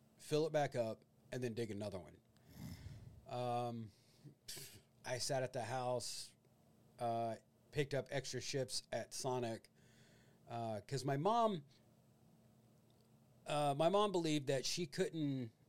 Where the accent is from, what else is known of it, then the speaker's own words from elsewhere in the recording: Illinois, United States; moved away; growing up in Illinois